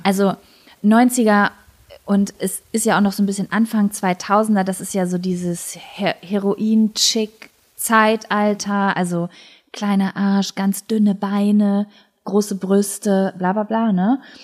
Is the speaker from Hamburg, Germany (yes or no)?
no; Lübbecke, North Rhine-Westphalia, Germany; Ich war ja in jedem Verein in und um Lübbecke